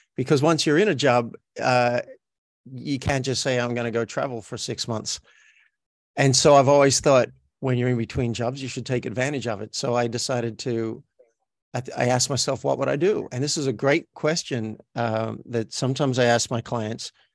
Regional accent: Australia; accent: Australian; moved away as an adult; now in Los Angeles, United States; I'm from Australia, so my native accent sounds like this. This is me talking with an Australian accent.

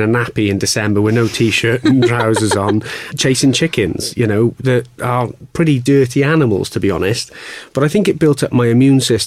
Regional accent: Welsh, Wales, United Kingdom; being Welsh

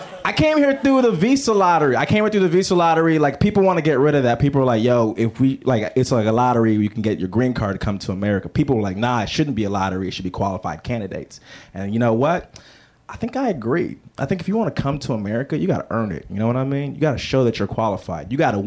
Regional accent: Lagos, Nigeria; It's like, nah, I grew up in Lagos. It's like a city.

